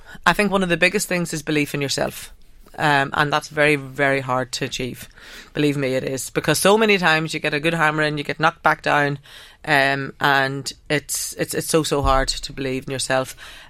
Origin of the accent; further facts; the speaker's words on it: Ireland; accent: northern; So I suppose I've been, with my northern accent, I've been working in Drogheda